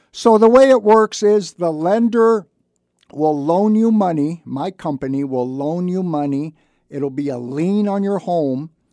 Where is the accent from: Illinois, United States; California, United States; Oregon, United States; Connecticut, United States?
California, United States; Santa Barbara; I was born and raised in Santa Barbara, I graduated from Santa Barbara High School many, many years ago